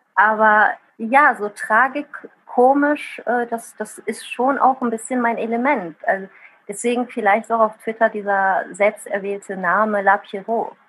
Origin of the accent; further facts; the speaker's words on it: Bad Honnef, North Rhine-Westphalia, Germany; first language Italian; German is a second language; also born or lived in southern Italy / Bonn; Ich bin in Bad Tonnef am Rhein geboren, also hier auf der anderen Rheinseite